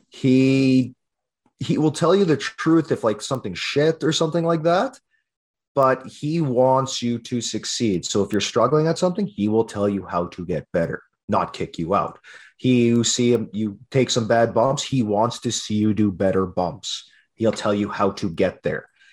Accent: Lac La Biche, Alberta, Canada; I was born and raised in Lac La Biche

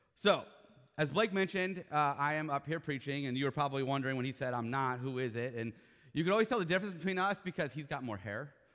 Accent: Ohio, United States; now in Florida, United States; I was born in Ohio. I am a true and true Buckeye

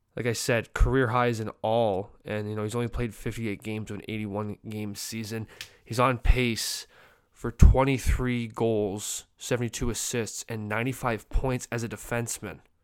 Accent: Canada; as a Canadian

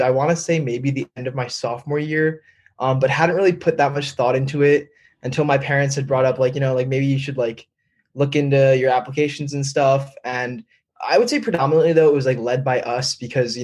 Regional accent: Northern New Jersey, United States; I'm originally from Northern New Jersey

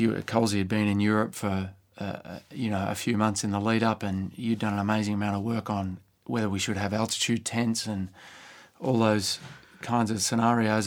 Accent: Sydney, New South Wales, Australia; moved away as an adult; also born or lived in Adelaide; which was in Sydney again, which is my hometown

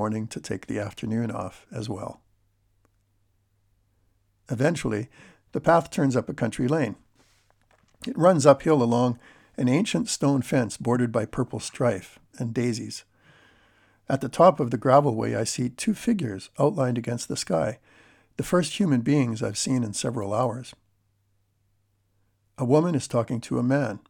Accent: Canada; I'm Canadian

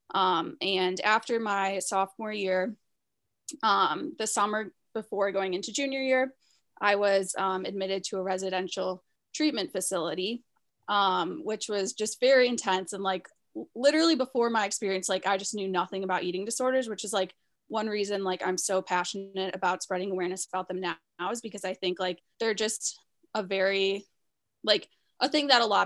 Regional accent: Chicago, Illinois, United States; moved away; I'm originally from Chicago

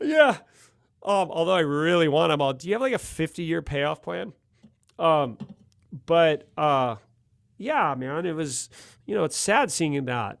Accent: Malibu, California, United States; also born or lived in Mission Beach, San Diego; now in San Diego, United States; the guys I grew up with in Malibu

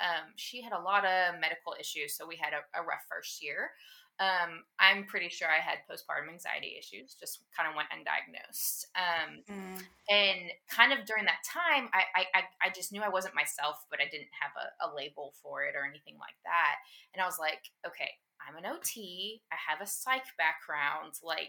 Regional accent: Texas, United States; And my husband got this awesome job and we were moving back to Texas. We're from Texas originally.

